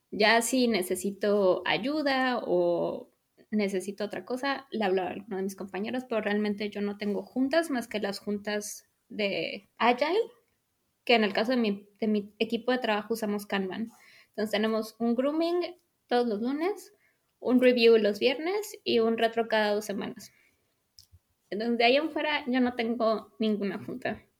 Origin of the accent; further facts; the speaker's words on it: Mexico; o sea, los dos somos mexicanos, se habla español en casa